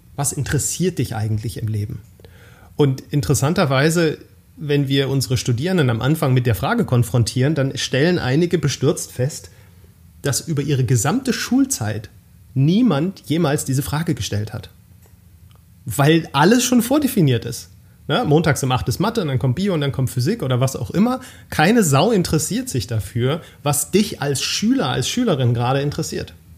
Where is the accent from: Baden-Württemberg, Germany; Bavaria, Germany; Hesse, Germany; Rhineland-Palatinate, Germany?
Baden-Württemberg, Germany; moved away as an adult; now in Ruhr area, Germany; halber Schwabe, halber Pfälzer, geborener Badener